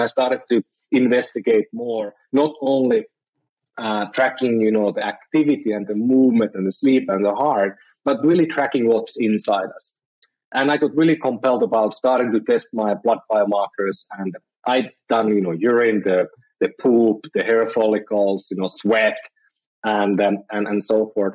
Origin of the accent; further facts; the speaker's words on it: Finland; moved away as an adult; now in San Francisco, United States; I'm from Finland originally, and I've been I've been living around the world